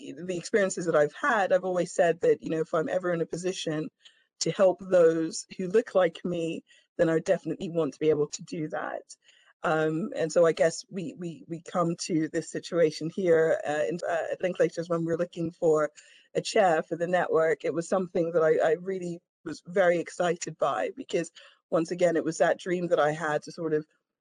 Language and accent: English; Vienna, Austria; now in London, United Kingdom; I was born in London, but I grew up in Vienna, Austria in the 80s and 90s.